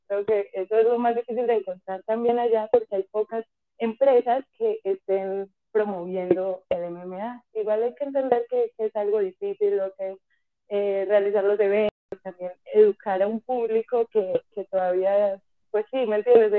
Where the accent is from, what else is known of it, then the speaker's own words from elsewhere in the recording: Colombia; moved away as an adult; now in Mexico; me fui de Colombia, llegué aquí a México sin nada, sin trabajo, sin dónde quedarme